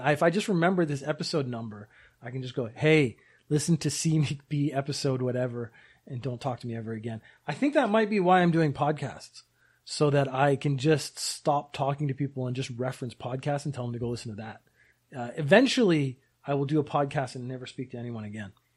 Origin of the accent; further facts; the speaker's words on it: Canada; also born or lived in United Kingdom; now in Japan; I was born in the U K, I grew up in Canada, I live in Japan.